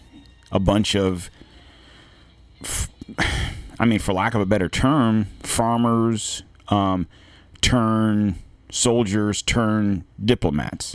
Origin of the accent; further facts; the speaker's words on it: United States; born and raised as an American, especially through the 70s, 80s, into the 90s